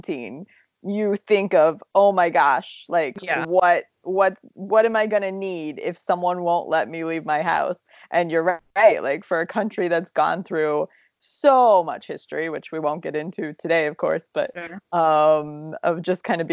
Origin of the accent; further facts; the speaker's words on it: Appalachia, Ohio, United States; moved away; having grown up in Appalachia, Ohio, where it's full of tornadoes